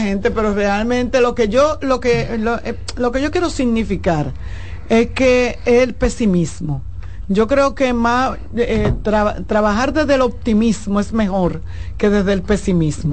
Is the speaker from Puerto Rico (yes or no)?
no; Dominican Republic; nosotros como dominicanos